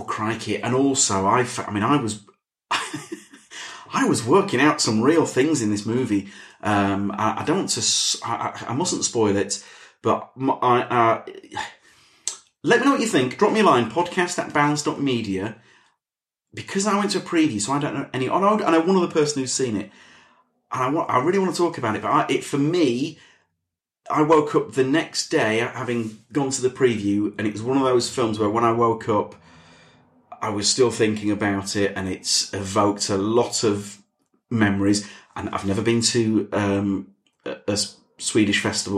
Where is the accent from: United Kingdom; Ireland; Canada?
United Kingdom; the north of England; accent: northern; my northern accent